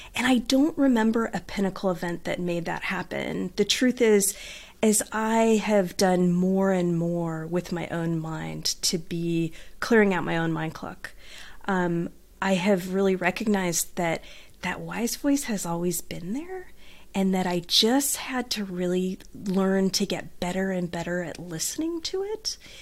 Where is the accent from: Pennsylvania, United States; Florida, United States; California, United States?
California, United States; Southern; accent: Southern California twang; I grew up in Southern California in a beach town